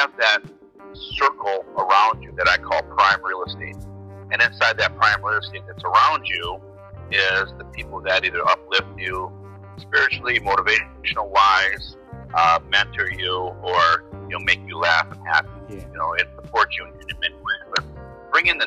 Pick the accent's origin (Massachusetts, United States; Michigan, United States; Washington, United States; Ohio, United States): Ohio, United States; Cleveland; moved away as an adult; now in Minnesota, United States; I'm originally from Cleveland, Ohio. Grew up there and then migrated to Minnesota about 23 years ago.